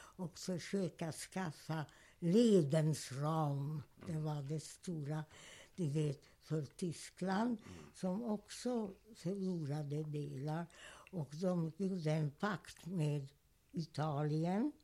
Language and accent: Swedish; Hungary; first language German; Swedish is a second language; moved away as an adult; also born or lived in Budapest